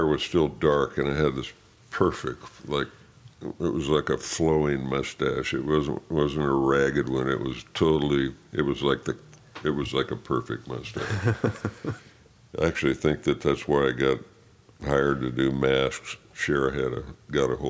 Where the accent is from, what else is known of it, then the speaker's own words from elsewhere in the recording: Sacramento, California, United States; I've spent my youth growing up in Sacramento